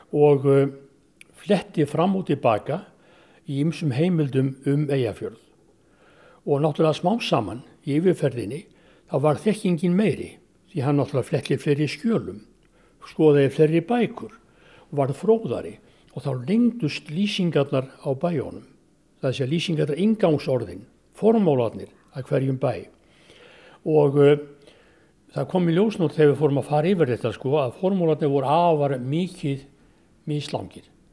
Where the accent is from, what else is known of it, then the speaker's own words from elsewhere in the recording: Reykjavík, Capital Region, Iceland; ég er ættaður úr Þingaðasíslu og, og Þrangovatarsíslu og Hólfslipi Reykjavík